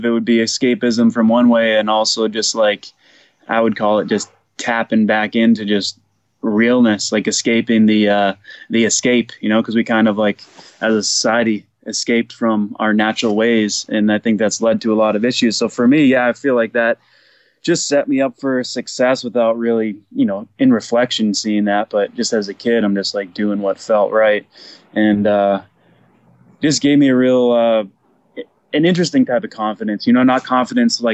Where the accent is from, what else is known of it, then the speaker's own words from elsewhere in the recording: New Hampshire, United States; also born or lived in Beverly, Massachusetts; now in Ojai, United States; I was born in Beverly, Mass, but raised in New Hampshire